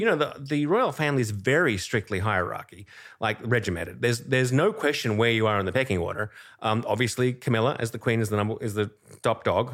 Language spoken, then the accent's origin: English; Australia; moved away as an adult; now in New York, United States; I'm originally Australian. I came to New York in ninety-eight